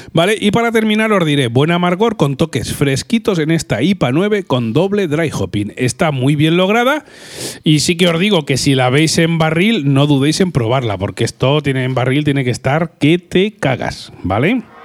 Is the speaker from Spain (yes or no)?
yes; Albacete, Castilla-La Mancha, Spain; yo soy un poco de Albacete